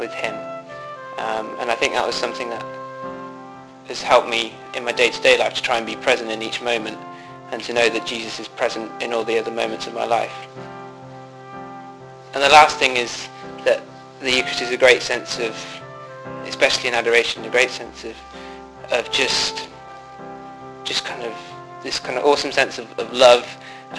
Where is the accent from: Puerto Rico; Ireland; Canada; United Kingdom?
United Kingdom; Banbury, South East England; I'm from Banbury, which is in England